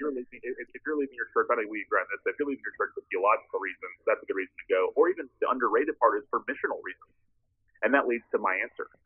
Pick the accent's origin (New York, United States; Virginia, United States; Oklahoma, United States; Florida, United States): Florida, United States; Tallahassee; born or raised there